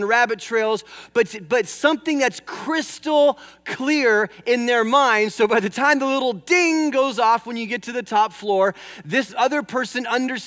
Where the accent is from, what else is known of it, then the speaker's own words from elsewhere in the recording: California, United States; moved away; I'm from California. In fact, I used to take flying lessons over here at Camarillo Airport many years ago, and I used to drive out from the San Fernando Valley.